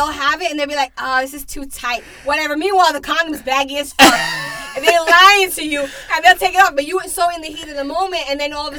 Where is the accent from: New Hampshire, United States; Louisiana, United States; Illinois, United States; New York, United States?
New York, United States; New Rochelle; I'm from New Rochelle. I grew up in New Rochelle.